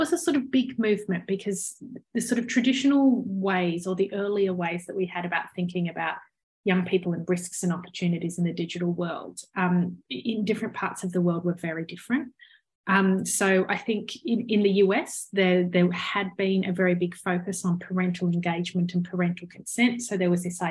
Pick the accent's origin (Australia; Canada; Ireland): Australia; your listeners might have spotted by my accent that I clearly grew up in Australia